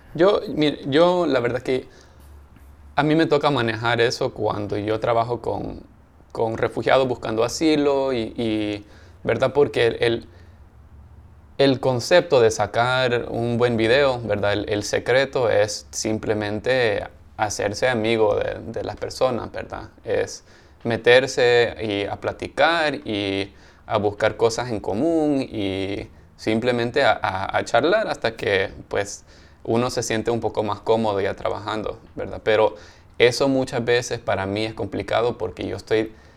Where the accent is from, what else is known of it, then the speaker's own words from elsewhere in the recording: El Salvador; now in Los Angeles, United States; los dos somos del Salvador